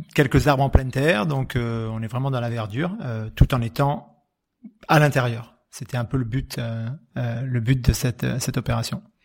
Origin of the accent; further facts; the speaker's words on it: Graves, Nouvelle-Aquitaine, France; du jardin où j'ai grandi, dans les Graves